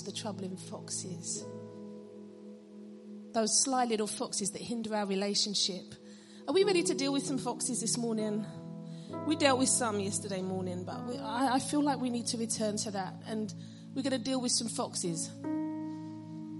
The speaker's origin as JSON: {"language": "English", "region": "London", "country": "United Kingdom", "said": "I'm from London"}